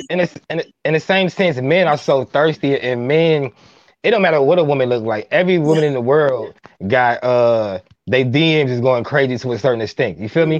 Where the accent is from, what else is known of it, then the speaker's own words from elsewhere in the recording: Minneapolis, Minnesota, United States; I'm from Minneapolis, Minnesota